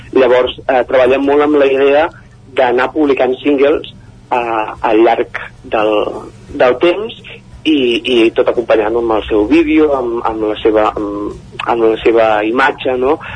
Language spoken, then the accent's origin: Catalan; Palafolls, Catalonia, Spain; jo sóc de Palau Tordera